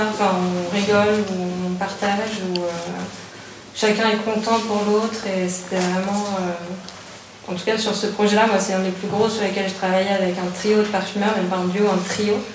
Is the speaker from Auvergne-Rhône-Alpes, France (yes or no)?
no; Hauts-de-France, France; en tant que personne du Nord aussi, je me suis dit, tiens, c'est marrant, ça sent la graffe, la betterave